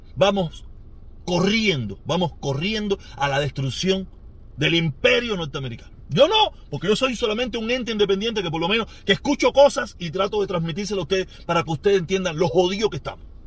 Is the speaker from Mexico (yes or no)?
no; Cuba; entre cubanos